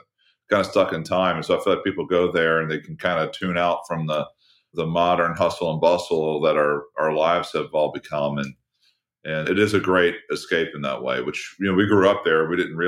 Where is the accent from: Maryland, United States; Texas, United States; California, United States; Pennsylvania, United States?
Maryland, United States; Deale; it's a pretty small town. I mean, less than 5,000 people. But it was a really interesting place to grow up. I mean, we grew up right on the Chesapeake Bay. You could look out our front window and see the bay from there.